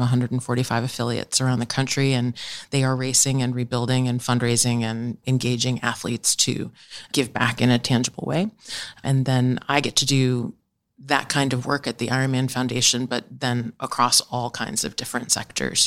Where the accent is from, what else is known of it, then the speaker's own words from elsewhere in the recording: New York, United States; also born or lived in Delaware; I grew up in New York